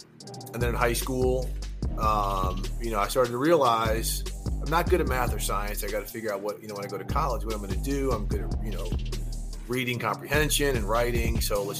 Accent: St. Louis, Missouri, United States; also born or lived in Minneapolis, Minnesota; I was born in Minneapolis, lived there for 9 years, moved to St. Louis.

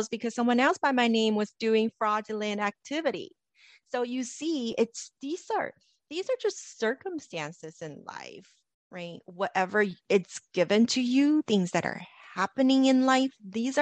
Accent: Los Angeles, California, United States; Growing up in Los Angeles

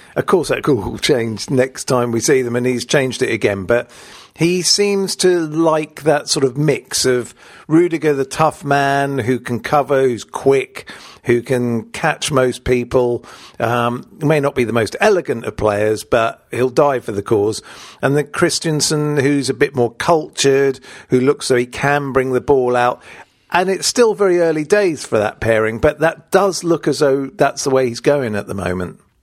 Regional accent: England, United Kingdom; I was born in England, although I've got no English blood, really

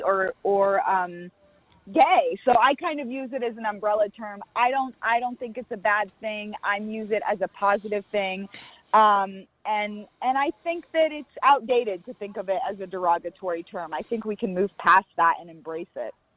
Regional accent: Florida, United States; now in Los Angeles, United States; I'm from Florida originally.

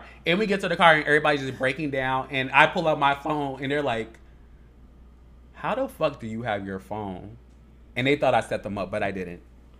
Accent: Chicago, Illinois, United States; Like, growing up in Chicago is so different than anywhere else.

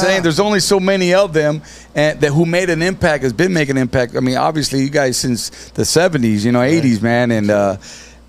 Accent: Santa Ana, California, United States; now in Riverside, United States; I grew up in Orange County in Santa Ana, and then I moved out in Riverside in '89

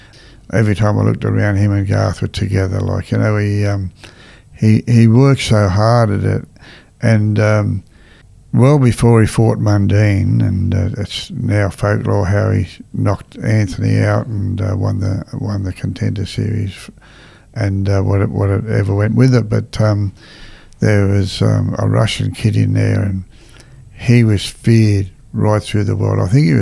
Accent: Australia; I'm an Australian and a very proud Australian

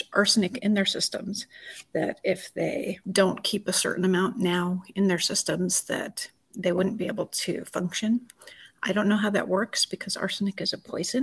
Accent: Anaconda, Montana, United States; I was born and raised in Montana

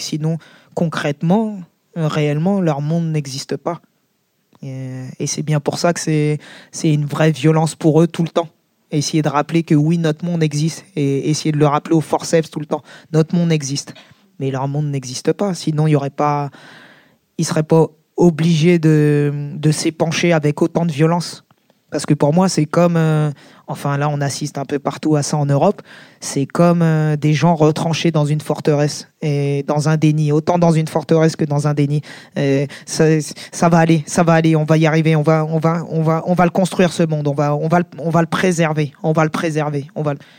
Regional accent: Seine-Saint-Denis, Île-de-France, France; le 93, c'est chez moi, par exemple. Le, 93, euh, c'est plus chez moi que la France, bizarrement

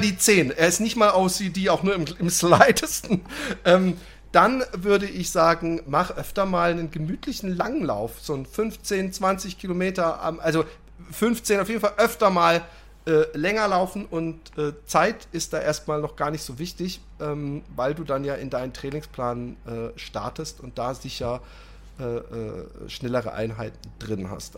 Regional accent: Germany; als Deutscher

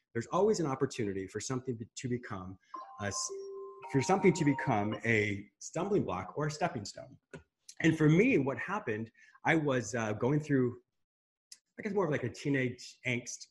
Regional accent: Michigan, United States; first language English; also born or lived in Canada / Spain; I was born in Michigan, but my parents had a very rustic fishing resort in Canada. So half the year I was up in Canada

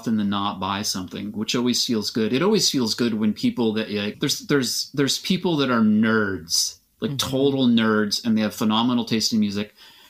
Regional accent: Aberdeen, Washington, United States; Yes, yeah, definitely. Right. I'm absolutely from Aberdeen.

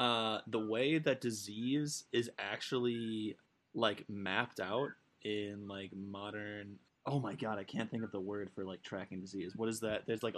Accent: Waunakee, Wisconsin, United States; now in Thornton, United States; growing up in Wanakee

